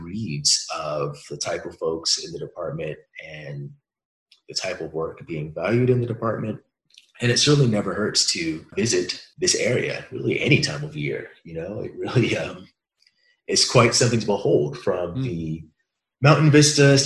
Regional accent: Hampton, Virginia, United States; also born or lived in Ann Arbor, Michigan; now in Irvine, United States; where I was born in Virginia, Hampton is essentially the site of Jamestown, which is the oldest continuous colony.

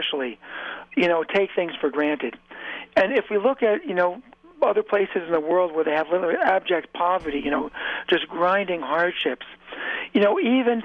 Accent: New York, United States; I grew up about an hour and a half north of New York City

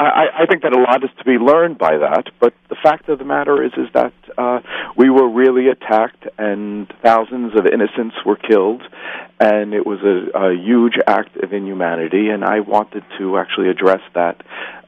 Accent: New York City, New York, United States; I am a New Yorker, and as I sometimes say, I work in the shadow of the World Trade Center.

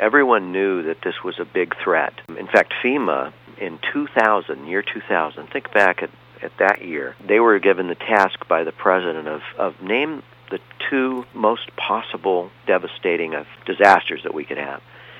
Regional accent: Corona del Mar, California, United States; I grew up in Corona del Mar, surfing and scuba diving

